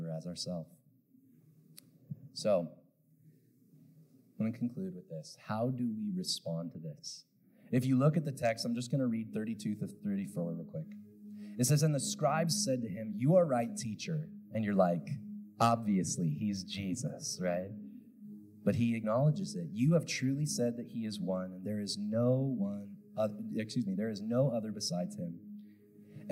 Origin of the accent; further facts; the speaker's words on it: Pacific Northwest, United States; I grew up in the Pacific Northwest